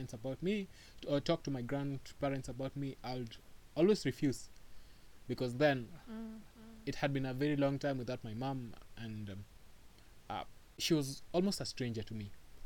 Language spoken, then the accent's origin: English; Nairobi, Kenya; also born or lived in Mombasa, Kenya; I am from Nairobi, Kenya. I grew up in between Nairobi and Mombasa.